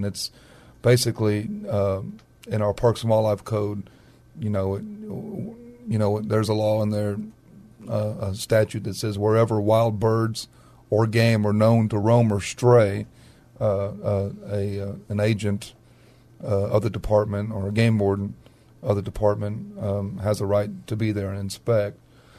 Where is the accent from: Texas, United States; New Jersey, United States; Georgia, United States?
Texas, United States; Castroville; Well, when I was growing up in Castroville, Texas, there was a game warden.